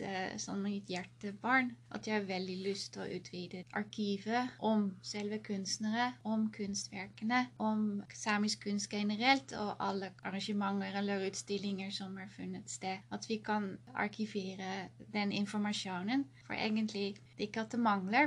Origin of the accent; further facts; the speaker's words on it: Netherlands; now in Karasjok, Norway; opprinnelig fra Nederland